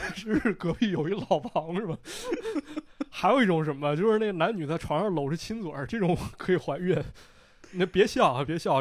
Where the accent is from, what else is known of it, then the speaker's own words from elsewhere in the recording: Shijiazhuang, Hebei, China; 是我的家乡石家庄